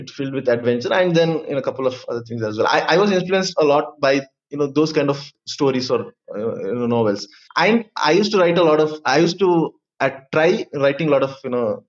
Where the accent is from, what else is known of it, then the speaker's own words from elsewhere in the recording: Madikeri, Karnataka, India; I'm from Madikeri, so it's a very small town.